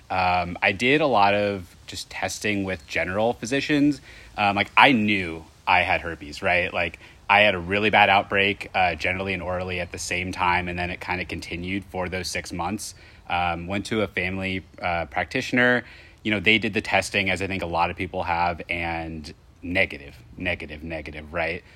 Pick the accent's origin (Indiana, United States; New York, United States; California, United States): Indiana, United States; I'm from Indiana